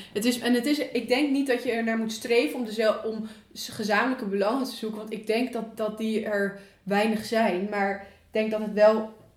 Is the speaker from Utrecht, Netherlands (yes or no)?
yes; Leusden, Utrecht, Netherlands; moved away; Ik kom uit Leusden.